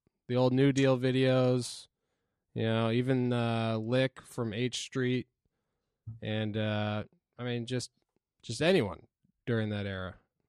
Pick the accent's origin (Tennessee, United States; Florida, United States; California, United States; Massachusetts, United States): Massachusetts, United States; Norfolk; I'm from Metro West, right by the Foxborough Stadium. I'm from a town called Norfolk.